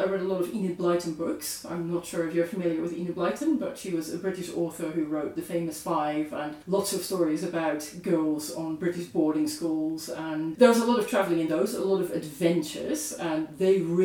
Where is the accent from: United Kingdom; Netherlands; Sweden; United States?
Netherlands; moved away; I'm originally from the Netherlands